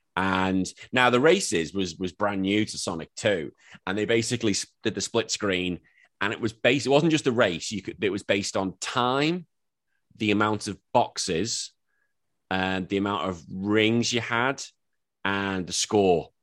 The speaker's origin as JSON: {"language": "English", "country": "Australia", "said": "I'm an Aussie"}